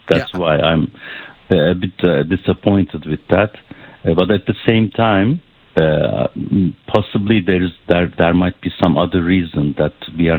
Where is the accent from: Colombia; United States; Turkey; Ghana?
Turkey; now in Canada; This is what we are hoping as a Canadian coming from Turkish route.